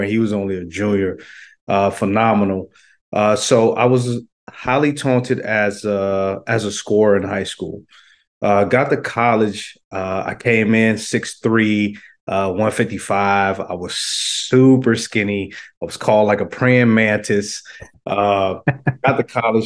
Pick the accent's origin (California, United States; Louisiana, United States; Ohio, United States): Louisiana, United States; also born or lived in Florida; now in Sacramento, United States; Florida born, Louisiana raised, high school